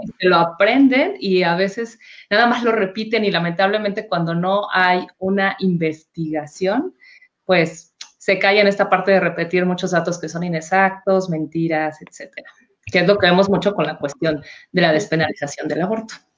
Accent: Mexico; nuestro país

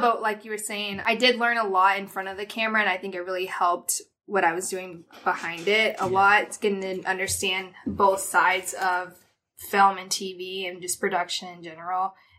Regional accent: Hinesville, Georgia, United States; moved away; Like Chris said, I'm from Hinesville, Georgia, which is a small little military town outside of Savannah, Georgia. Grew up there. Both my parents are military, very Southern, not much to do growing up.

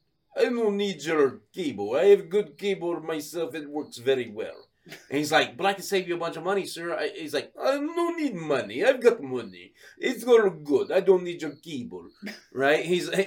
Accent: Sydney, New South Wales, Australia; I'm like, that's right. I'm from Sydney.

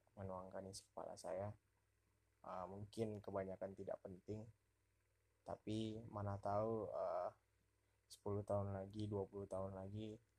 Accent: North Sumatra, Indonesia; moved away as an adult; now in Pekanbaru, Indonesia; saya orang Sumatera Utara

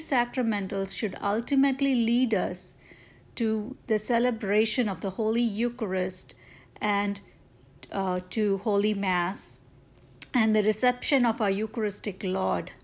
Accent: India; moved away; my home country in India

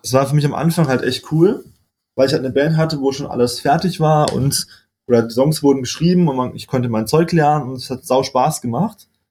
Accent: Freiburg, Baden-Württemberg, Germany; moved away as an adult; aufgewachsen, ich komme aus Freiburg, geboren und war bis zum Ende von meinem Master eigentlich, also bis ich, oh, lass mich liegen, 25, 25 war ich in Freiburg

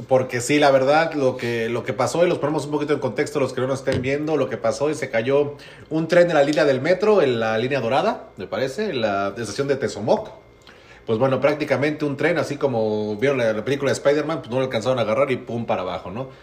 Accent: Mexico City, Mexico; como soy rico chilango

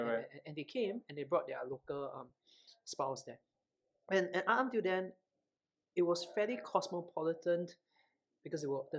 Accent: Singapore; as a Singaporean Chinese guy

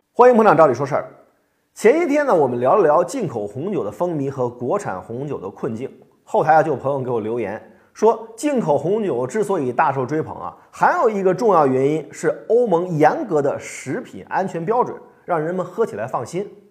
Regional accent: China; 我们中国人

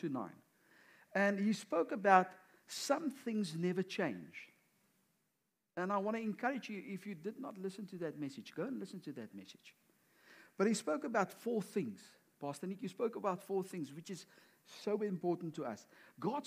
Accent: South Africa; moved away; we are from South Africa

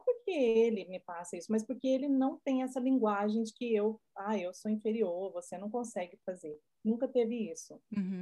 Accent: Brazil; moved away as an adult; Que eu sou brasileira, vivi minha vida inteira no Brasil

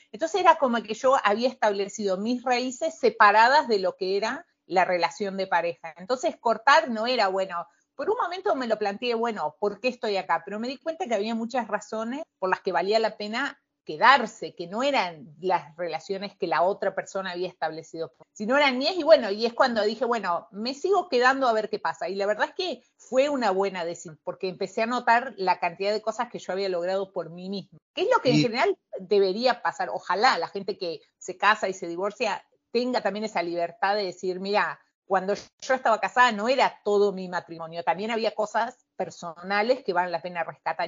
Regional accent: Concordia, Entre Ríos, Argentina; moved away as an adult; also born or lived in Córdoba, Argentina / Miami, United States; now in Washington, D.C., United States; yo soy de Concordia en Entre Ríos y vivo en Washington, D.C. desde el año 2002-2003

